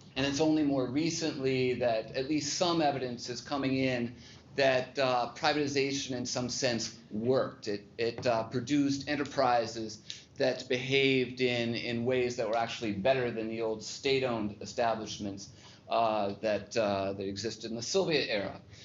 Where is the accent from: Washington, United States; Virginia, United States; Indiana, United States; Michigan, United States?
Washington, United States; Seattle; moved away; I grew up in Seattle, went to uh, Bellevue High School